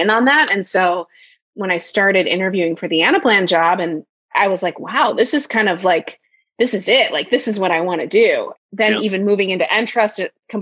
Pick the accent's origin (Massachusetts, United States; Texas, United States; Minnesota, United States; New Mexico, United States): Minnesota, United States; I have been born and raised in Minnesota